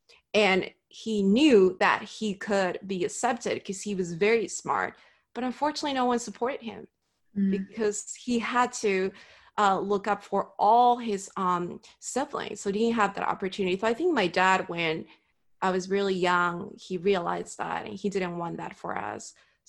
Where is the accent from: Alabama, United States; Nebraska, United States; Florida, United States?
Florida, United States; Miami; I think growing up in Miami, like it's a melting pot of like Hispanic culture.